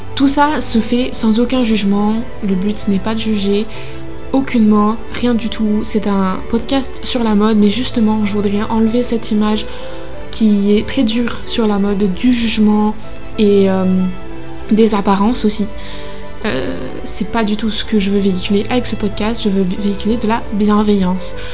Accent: Normandy, France; moved away as an adult; now in Lyon, France; je suis normande d'origine qui est à Lyon pour ses études

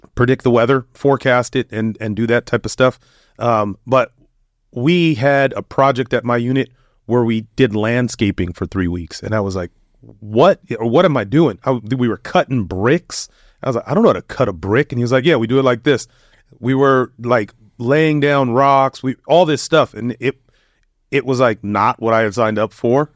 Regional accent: United States; growing up in the United States

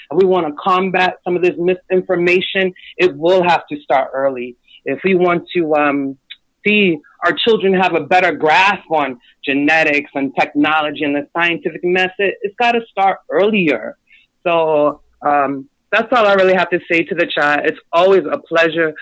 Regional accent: Daytona, Miami, Florida, United States; accent: Southern Geechee; I was raised in Daytona, Miami, so I was raised a lot around Caribbean folk

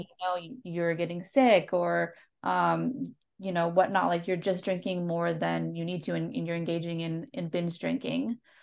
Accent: Minnesota, United States; moved away as an adult; also born or lived in North Carolina; I'm from Minnesota. I moved to North Carolina

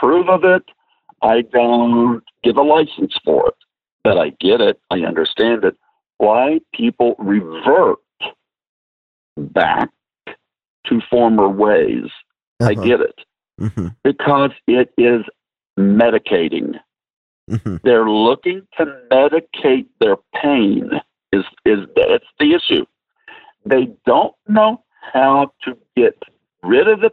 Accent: Nashville, Tennessee, United States; I'm from Nashville, Tennessee

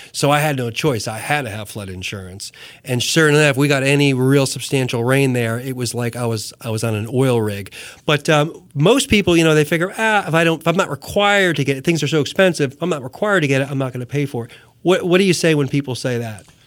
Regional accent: New Jersey, United States; moved away; I come from New Jersey.

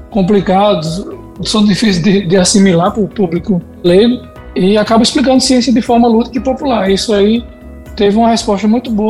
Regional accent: Paraíba, Brazil; É um veículo de comunicação que aqui no Nordeste já tinha muita força, principalmente aqui

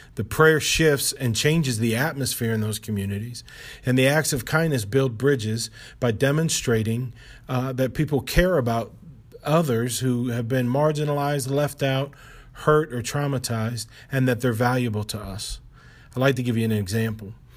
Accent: Ohio, United States; moved away as an adult; now in Baltimore, United States; the Lord brought K D the Boys and I to Baltimore from where we grew up in Ohio

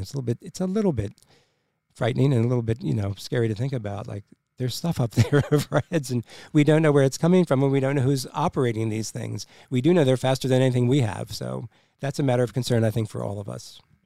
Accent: United States; Since we're the American people and the American taxpayers

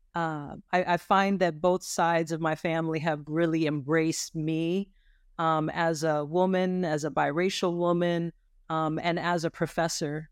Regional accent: Lancaster, California, United States; now in Richmond, United States; I grew up in Lancaster, California.

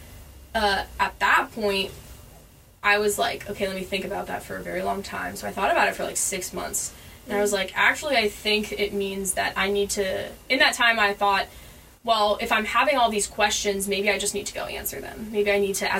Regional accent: Southern California, United States; I grew up in Southern California

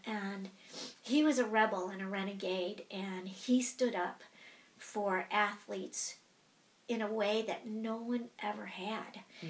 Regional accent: Eugene, Oregon, United States; also born or lived in Chicago; So I was born and raised in Chicago and I grew up in Eugene.

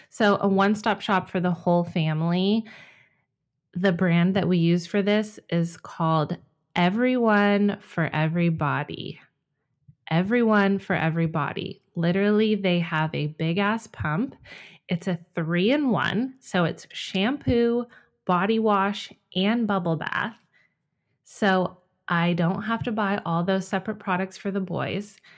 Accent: California, United States; moved away; When we moved to Ohio from my home state of California two years ago, we enrolled Jack in preschool.

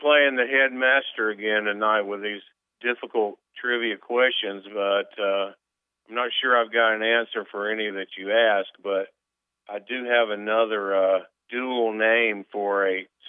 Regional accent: United States; No, I'm from Carolina.

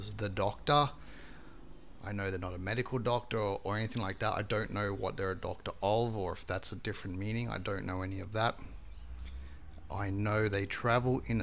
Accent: Brisbane, Queensland, Australia; I'm from Brisbane, Queensland, Australia

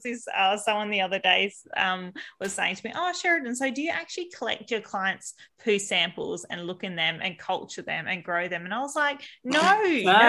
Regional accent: Albany, Western Australia, Australia; growing up in WA, so I grew up down south in Albany, so a small coastal town

